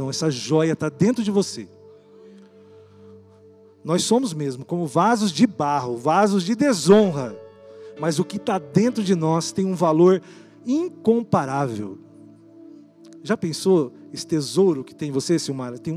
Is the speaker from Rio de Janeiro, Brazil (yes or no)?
no; São Paulo, Brazil; also born or lived in Campo Mourão, Paraná; A gente vinha de São Paulo